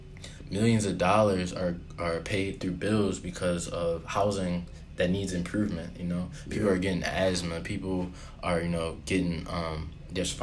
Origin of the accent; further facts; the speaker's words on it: Baltimore County, Maryland, United States; I'm from the suburbs. I'm from Baltimore County. So yeah. I grew up in a subdivision, single family homes.